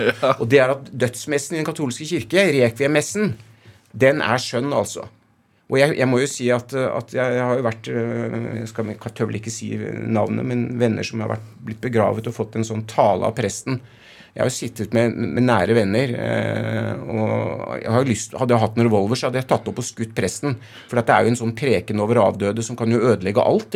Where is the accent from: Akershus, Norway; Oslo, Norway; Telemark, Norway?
Oslo, Norway; jeg er fra Oslo vest